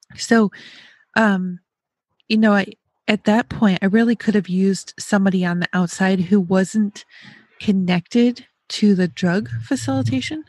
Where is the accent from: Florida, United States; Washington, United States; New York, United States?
New York, United States; now in Ohio, United States; I'm also from the Northeast. I'm from New York.